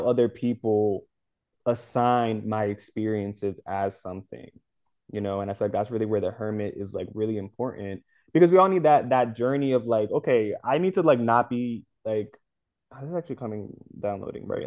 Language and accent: English; United States; also born or lived in Dominican Republic; I'm American because I was born here